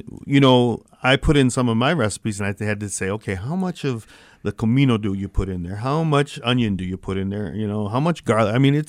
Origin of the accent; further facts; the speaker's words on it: Saginaw, Michigan, United States; we're from Saginaw, Michigan